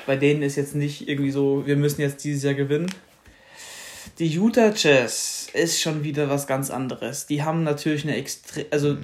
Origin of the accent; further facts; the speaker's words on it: Germany; als Deutscher